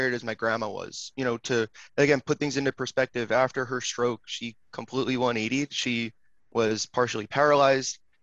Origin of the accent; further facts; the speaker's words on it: Long Island, New York, United States; also born or lived in Manhattan, New York; I am originally from Long Island, New York. I now live back in Manhattan